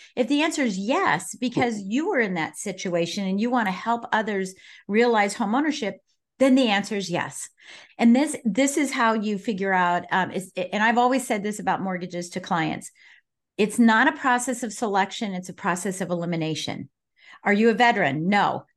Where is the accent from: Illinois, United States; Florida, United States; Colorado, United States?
Colorado, United States; Colorado Springs; I was born and raised in Colorado Springs